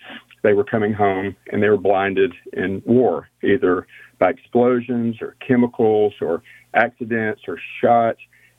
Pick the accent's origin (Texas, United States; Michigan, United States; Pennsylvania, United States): Texas, United States; Houston; I'm from Texas, East Texas, born in Houston, moved around as a kid